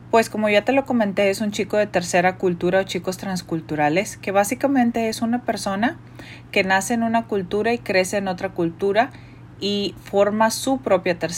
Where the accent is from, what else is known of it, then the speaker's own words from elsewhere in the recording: Mexico; Entonces, por ejemplo, en mi caso, pues yo soy mexicana y mi esposo es un chino malasio